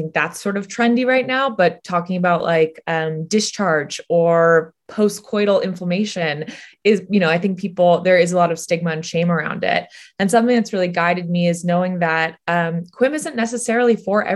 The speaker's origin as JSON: {"language": "English", "town": "San Francisco", "region": "California", "country": "United States", "tie": "born or raised there", "said": "a woman I grew up with in San Francisco"}